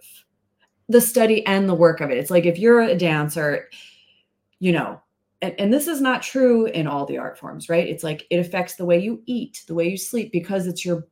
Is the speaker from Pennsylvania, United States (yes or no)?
yes; Philadelphia, Pennsylvania, United States; moved away; I grew up in Philly